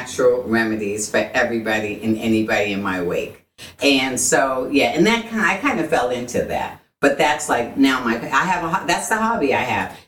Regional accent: Boston, Massachusetts, United States; now in Texas, United States; I was born and raised in Boston

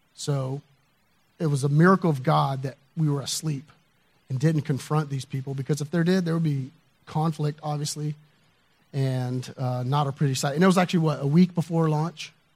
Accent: the South, United States; I grew up in the South

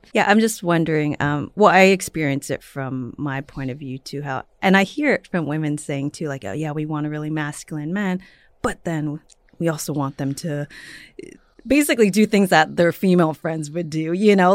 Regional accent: San Francisco, California, United States; now in Los Angeles, United States; I'm from the Bay Area

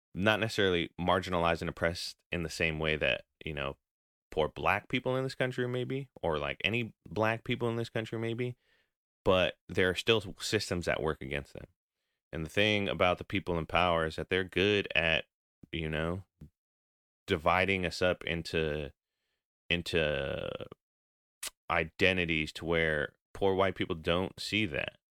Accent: United States; having grown up here

